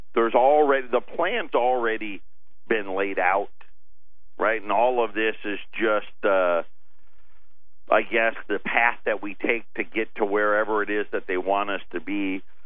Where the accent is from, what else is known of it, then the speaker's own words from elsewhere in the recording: Syracuse, New York, United States; growing up in Syracuse